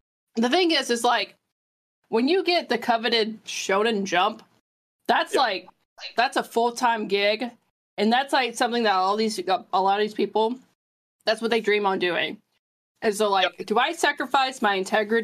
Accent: United States; as an American culture

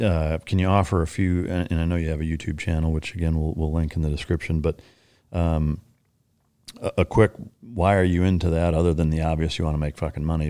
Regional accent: Iowa, United States; growing up in Iowa

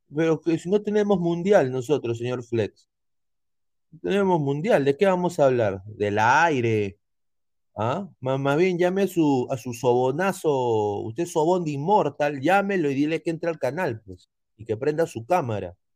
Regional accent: Peru; como peruano

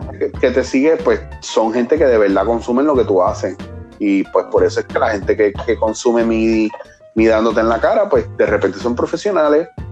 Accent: Puerto Rico; nosotros como puertorriqueños

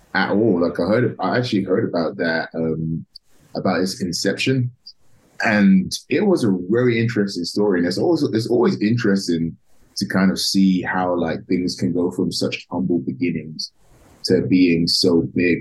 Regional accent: London, United Kingdom; now in United States; I'm actually originally from um, from London, England, uh, okay. a small town in the north of London called Tottenham.

